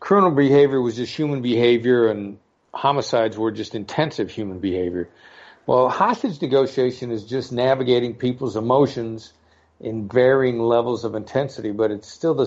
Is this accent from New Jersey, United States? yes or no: no; Mount Pleasant, Iowa, United States; moved away as an adult; also born or lived in New York City; now in Los Angeles, United States; grew up in Mount Pleasant, Iowa, a town of about 7,000 people